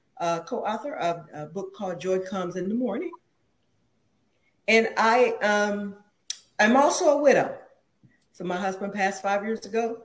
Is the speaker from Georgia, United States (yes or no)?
yes; Macon, Georgia, United States; now in Washington, D.C., United States; I'm originally from Macon, Georgia, but living here in the Washington, D.C. area. I am retired Army after 20 years.